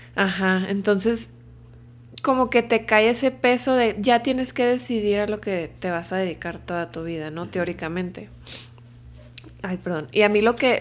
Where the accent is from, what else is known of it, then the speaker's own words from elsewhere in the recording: Culiacán, Sinaloa, Mexico; moved away as an adult; now in Mexico City, Mexico; Pues soy de Culiacán, ya tengo acá en México casi 12 años viviendo